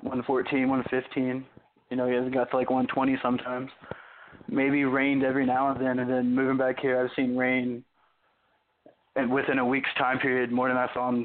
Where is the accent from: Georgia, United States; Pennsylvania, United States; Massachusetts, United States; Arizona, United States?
Arizona, United States; Yuma; now in Tennessee, United States; I'm originally from Arizona. I was born in Tennessee. I moved to Arizona, grew up there, right on the Mexico, California border. So that was pretty good. In a town called Yuma. And like you were saying, I reside here now